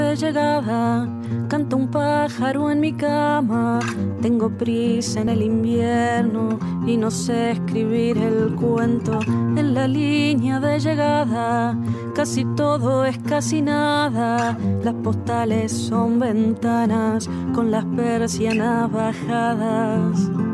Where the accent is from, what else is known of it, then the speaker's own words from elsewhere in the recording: Tucumán, Argentina; soy de Tucumán y soy cantautora